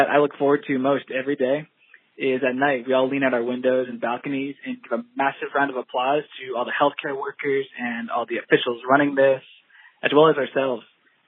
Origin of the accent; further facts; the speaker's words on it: United States; moved away as an adult; now in Valencia, Spain; I'm an American